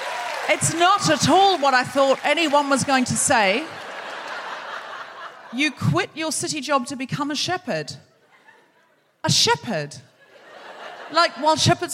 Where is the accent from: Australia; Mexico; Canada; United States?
Australia; I'm from Australia